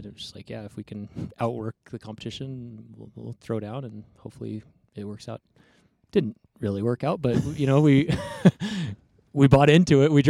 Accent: Texas, United States; also born or lived in New Mexico / Oregon; I was born in the Four Corners area and then grew up kind of on the panhandle of Texas in New Mexico, but right on the border. Then my family moved up to Oregon.

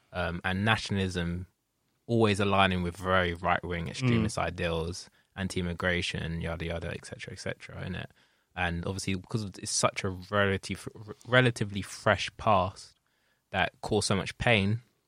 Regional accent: United Kingdom; just being white British

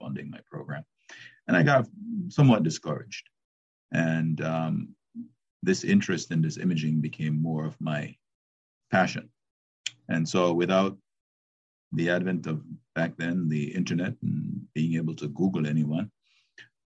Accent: Jamaica; moved away as an adult; I was born in Jamaica. I left Jamaica after high school, and I went to Howard University

